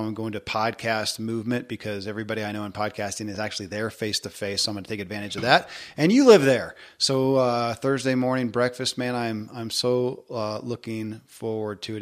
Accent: the South, United States; growing up in the South

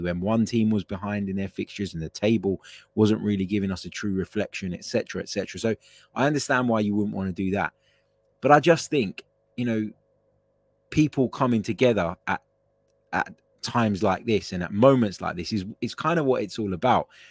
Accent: United Kingdom; I'm not of English heritage, but I am a British citizen. I was, you know, I've, I've grown up here

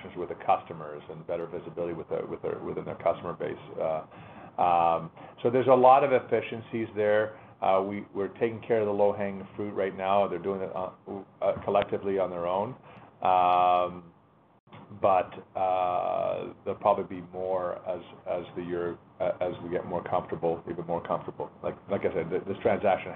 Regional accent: Canada; as a Canadian

